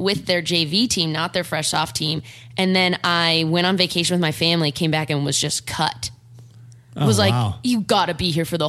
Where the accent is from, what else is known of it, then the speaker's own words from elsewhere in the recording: Orange County, California, United States; moved away as an adult; now in Los Angeles, United States; I grew up an hour south of here in Orange County.